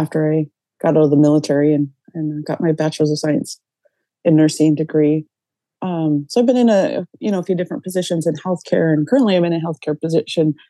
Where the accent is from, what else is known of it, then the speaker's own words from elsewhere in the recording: Cass Lake, Minnesota, United States; now in Bemidji, United States; I was born and raised in Cass Lake, Minnesota, but I currently live in Bemidji.